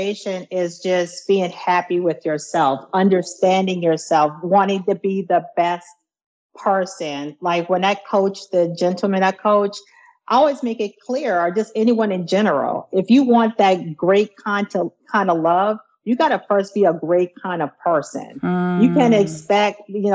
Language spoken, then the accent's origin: English; near Charleston, South Carolina, United States; moved away; We are from South Carolina, a place near near Charleston, South Carolina. So we're a good country folks.